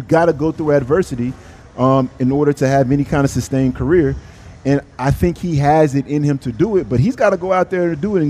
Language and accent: English; Texas, United States; I'm from Texas. Texas made, born and bred. I gotta go with a team from Texas.